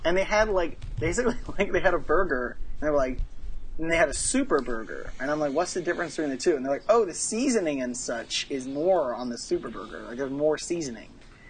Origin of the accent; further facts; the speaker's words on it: Texas, United States; now in San Francisco, United States; I'm from Texas, boy.